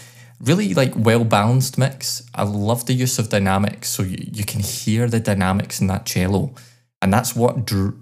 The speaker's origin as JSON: {"language": "English", "town": "Glasgow", "region": "Scotland", "country": "United Kingdom", "tie": "born or raised there"}